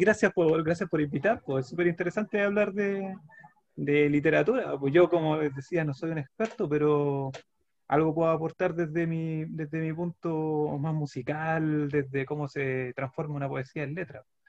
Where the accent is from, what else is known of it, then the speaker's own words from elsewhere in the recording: Santiago, Santiago Metropolitan Region, Chile; now in San Antonio, Chile; nací, en, San Miguel, en La Victoria, la población de La Victoria